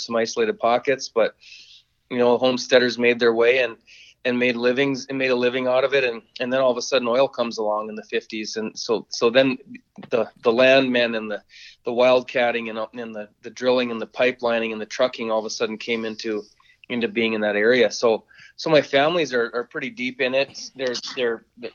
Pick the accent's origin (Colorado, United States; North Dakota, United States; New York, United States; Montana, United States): North Dakota, United States; Watford City; I'm originally from Watford City